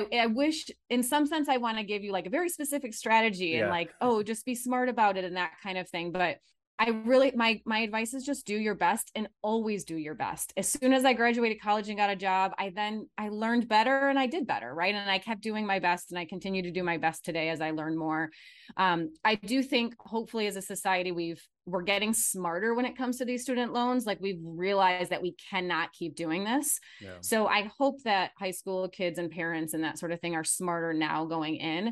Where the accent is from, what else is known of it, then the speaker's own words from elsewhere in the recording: Michigan, United States; now in Phoenix, United States; I'm from Michigan originally, so you might be hearing that accent come out every once in a while, but I'm in Phoenix